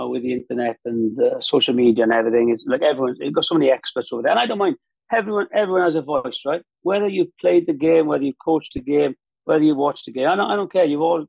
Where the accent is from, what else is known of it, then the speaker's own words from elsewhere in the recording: Wales, United Kingdom; because I was representing Wales at the time, singing the Hen Wlad Fy Nhadyhwdw, and that's like my home country.